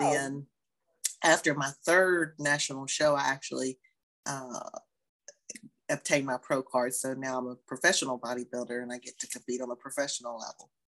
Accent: West Virginia, United States; moved away as an adult; also born or lived in Marietta, Georgia; my home state

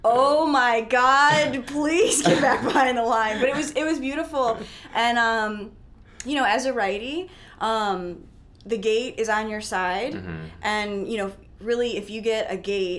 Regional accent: Midwest, United States; I'm from the Midwest, as you guys know, probably, I mean, just by my accent.

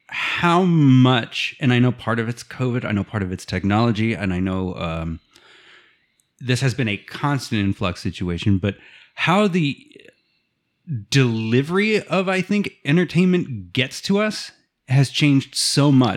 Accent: Ohio, United States; being a Midwesterner from Ohio.

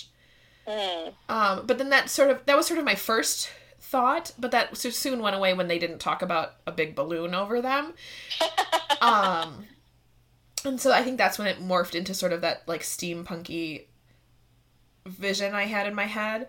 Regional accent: Midwest, United States; accent: short A's; we're both from the Midwest. So I love my short A's.

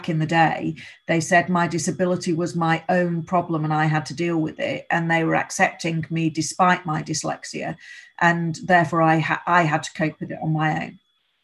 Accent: Rochdale, North West England, United Kingdom; I live 5 minutes away from where I grew up, in the village I grew up

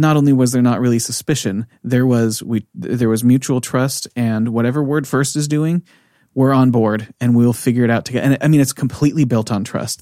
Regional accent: United States; moved away as an adult; also born or lived in California; now in Norway

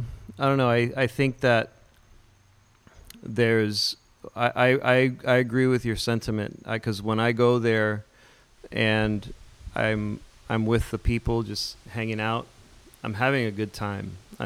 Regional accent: Miami, Florida, United States; I'm from Miami

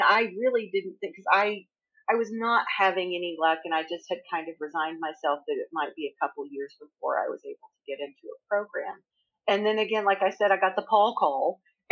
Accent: Northeast Texas, United States; also born or lived in Missouri; now in Tennessee, United States; I grew up in Texas for quite a while. And the day I left Texas, is Northeast Texas

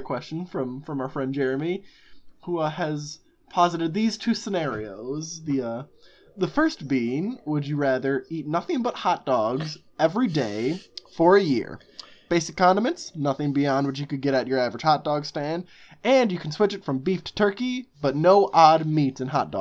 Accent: Chicago, Illinois, United States; we're from Chicago, Chicago area

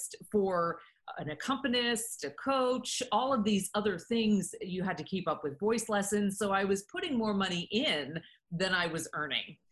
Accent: United States; I was a very focused young woman in high school, growing up in the United States

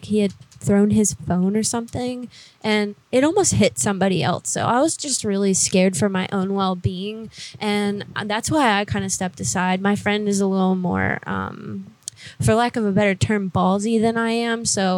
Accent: Oregon, United States; now in New York, United States; I'm actually from Oregon, but I'm working in New York right now, and I was working in Miami.

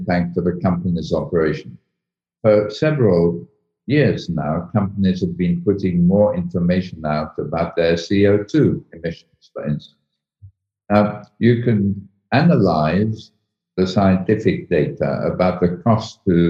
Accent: United Kingdom; accent: British; also born or lived in Egypt; I'm British, as my accent shows

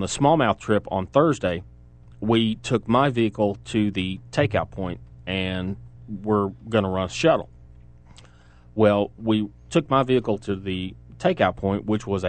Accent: Chattanooga, Tennessee, United States; we're from Chattanooga

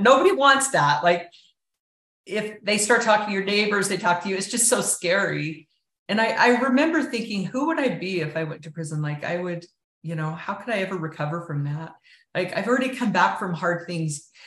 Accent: Richfield, Utah, United States; I grew up in Richfield in southern Utah, small town out on the outskirts of that town.

